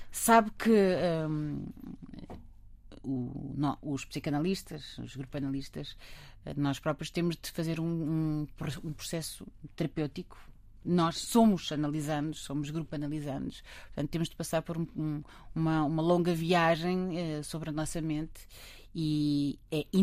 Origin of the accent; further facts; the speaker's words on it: Lisbon, Portugal; also born or lived in Montemor-o-Novo; eu sou de Lisboa, eu, mas, eu mas, eh, sempre, sempre vivi em Lisboa